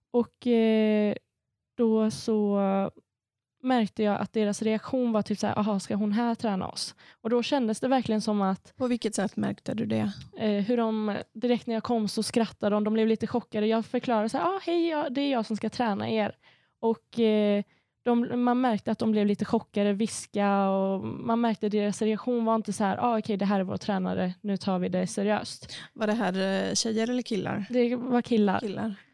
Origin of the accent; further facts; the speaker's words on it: Sweden; för jag säger alltid jag är svensk och kurd.